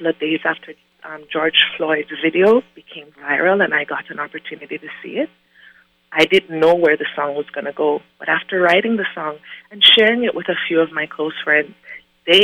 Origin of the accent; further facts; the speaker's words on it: Jamaica; I'm from Jamaica